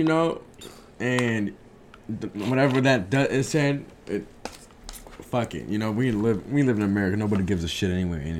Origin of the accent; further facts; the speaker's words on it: United States; I'm from the United States.